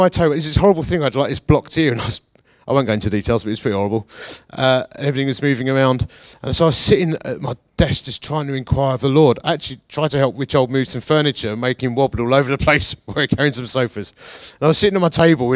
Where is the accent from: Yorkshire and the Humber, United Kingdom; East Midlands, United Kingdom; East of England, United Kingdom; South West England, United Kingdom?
East of England, United Kingdom; Essex; also born or lived in Bath / Radstock; now in Chesterfield, United Kingdom; I say with an R and an F, because I'm from Essex.